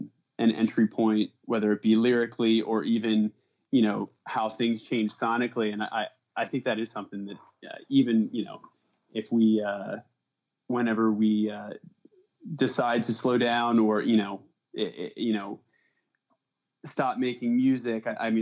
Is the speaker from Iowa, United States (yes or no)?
no; Pennsylvania, United States; No, all of us are born in the Philly area. And I grew up, like Philly suburbs in the Northeast. Montgomery County.